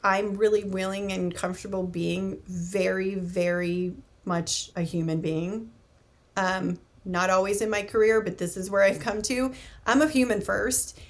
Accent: United States; as an American

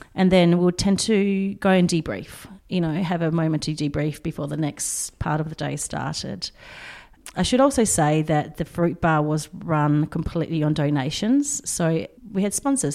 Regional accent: Poland; now in Australia; I was born in Poland

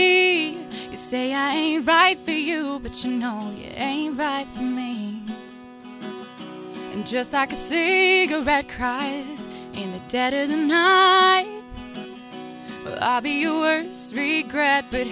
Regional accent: Detroit Lakes, Minnesota, United States; I'm originally from Detroit Lakes

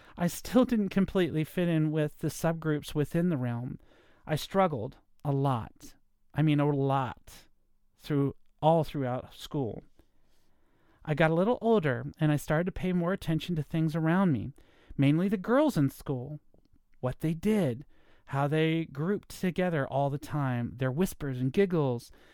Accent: Virginia, United States; I was born in Virginia, grew up in a nice neighborhood.

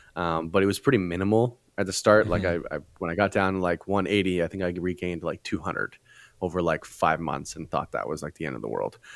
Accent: Canada; moved away as an adult; now in California, United States; I am Canadian

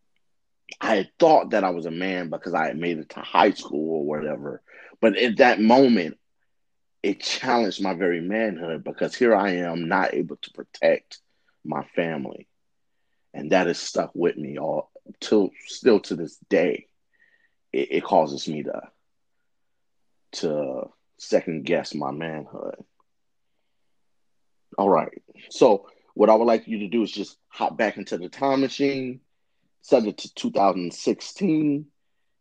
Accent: St. Louis, Missouri, United States; I was born and raised in St. Louis, Missouri

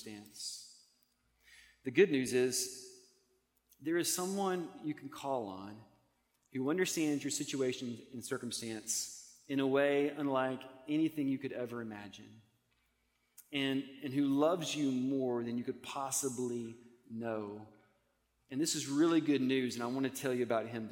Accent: Montgomery, Alabama, United States; I grew up in Montgomery, Alabama

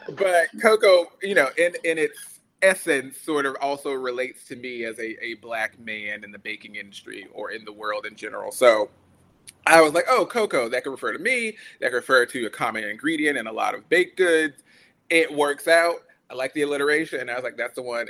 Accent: Brunswick, Georgia, United States; moved away as an adult; also born or lived in Prairie View, Texas; I am from Brunswick, Georgia, which is a very tiny coastal town that no one ever really knows about

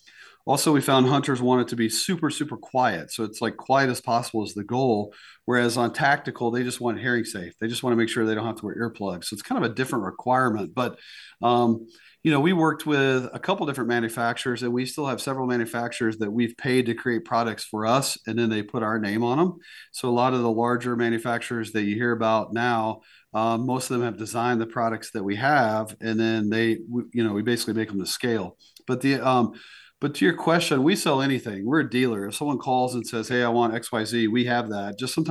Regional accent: East Coast, United States; now in South Dakota, United States; I mean, I grew up on the East Coast, and you should have seen the look on my parents' face when I told them I was moving to South Dakota.

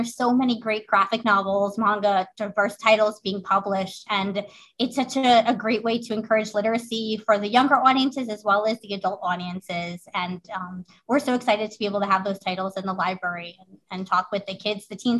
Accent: Long Island, New York, United States; moved away as an adult; now in New Jersey, United States; I'm originally from Long Island.

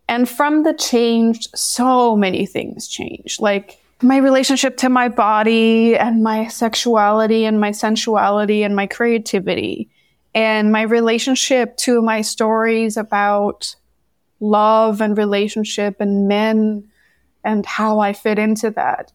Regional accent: Denmark; moved away as an adult; I'm originally from Denmark

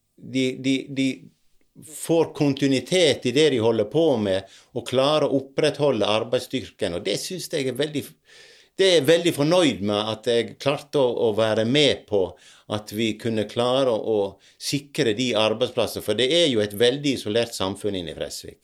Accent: Dale, Norway; oppveksten på Dale

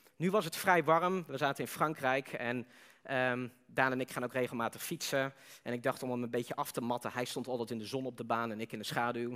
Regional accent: Netherlands

